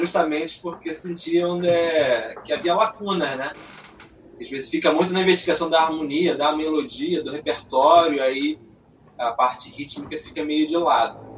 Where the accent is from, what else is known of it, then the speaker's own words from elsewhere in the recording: Nova Friburgo, Rio de Janeiro, Brazil; now in Rio de Janeiro, Brazil; fui criado em Friburgo